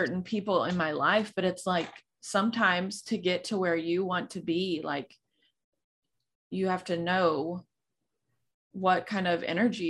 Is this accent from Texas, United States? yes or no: yes; Texas, United States; I'm from Texas and we're huge on football